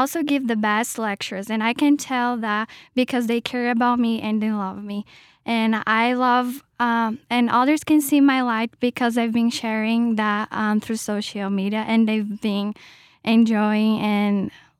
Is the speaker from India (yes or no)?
no; Brazil; moved away as an adult; now in Rexburg, United States; I am from Brazil